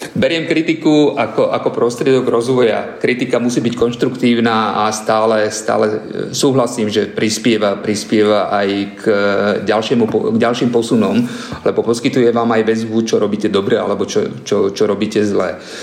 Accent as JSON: {"language": "Slovak", "region": "eastern Slovakia", "country": "Slovakia", "said": "som východného Slovenska"}